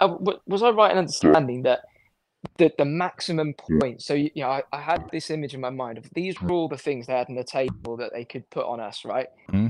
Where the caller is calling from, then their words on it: London, United Kingdom; I'm calling from London.